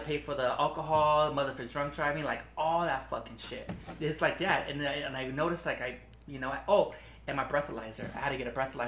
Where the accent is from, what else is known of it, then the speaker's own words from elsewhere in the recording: Long Beach, California, United States; also born or lived in Wilmington, California; I was born in Long Beach, um, but I used to live in Wilmington